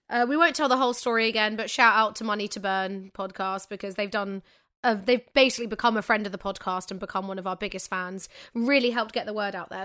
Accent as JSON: {"language": "English", "town": "Manchester", "region": "North West England", "country": "United Kingdom", "said": "I'm so English"}